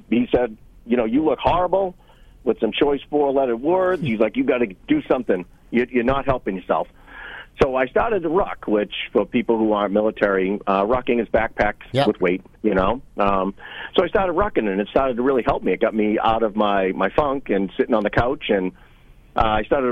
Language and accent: English; Boston, Massachusetts, United States; I'm a kid that grew up in the city. I grew up in Boston